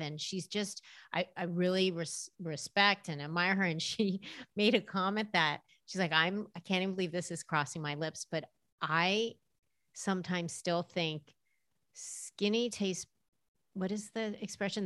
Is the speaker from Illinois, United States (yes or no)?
no; Los Angeles, California, United States; I grew up in Los Angeles, and that probably says a lot about just the culture I was raised